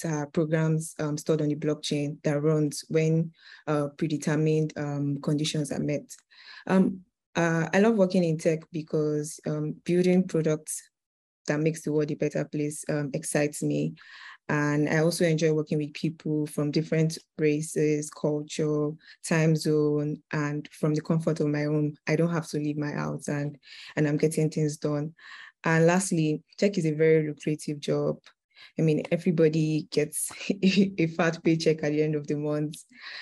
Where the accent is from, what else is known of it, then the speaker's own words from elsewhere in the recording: Osun, Nigeria; now in Dubai, United Arab Emirates; I'm from Osun State in Nigeria, but I'm based in Dubai.